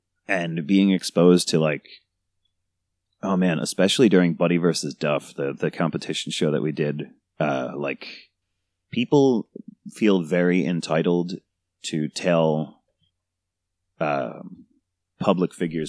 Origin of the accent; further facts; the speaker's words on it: New York, United States; Well, I live in New Jersey now, but I'm from New York.